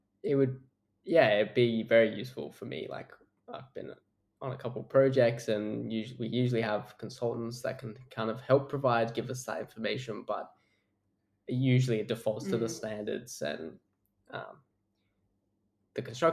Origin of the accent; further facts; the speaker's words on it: Europe, England, United Kingdom; moved away as an adult; now in Australia; growing up in Europe